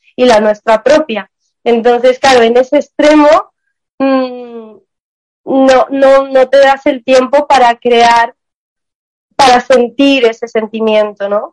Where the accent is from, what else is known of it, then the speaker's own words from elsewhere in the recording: Armenia; yo soy también de Armenia, soy del Medio Oriente